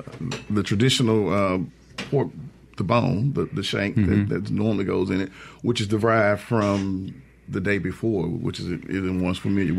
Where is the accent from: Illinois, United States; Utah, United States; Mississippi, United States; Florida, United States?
Mississippi, United States; Greenwood; moved away as an adult; now in Jackson, United States; I'm actually from Greenwood, but I've been living in Jackson for the last 30 years. I came here after high school and went to college at Tougaloo